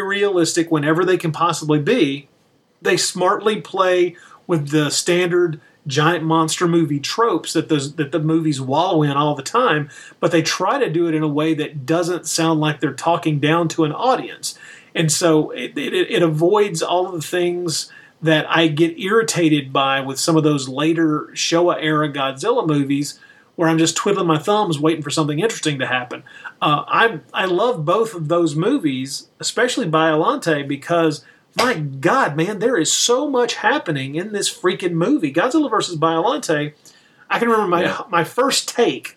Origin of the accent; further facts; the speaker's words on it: United States; being an American